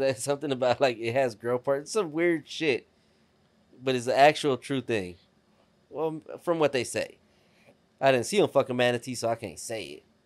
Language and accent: English; Texas, United States; grew up in Texas my whole life. I never lived anywhere else